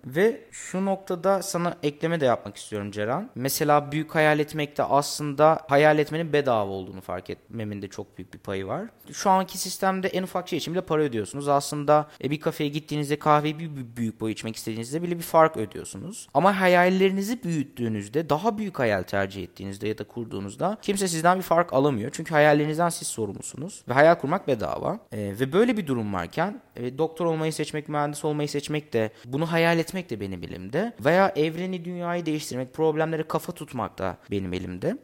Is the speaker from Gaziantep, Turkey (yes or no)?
yes; Gaziantep, Turkey; Bir şehirde dünyaya geldim. hala da burada yaşıyorum. Gaziantep'ten bahsediyorum.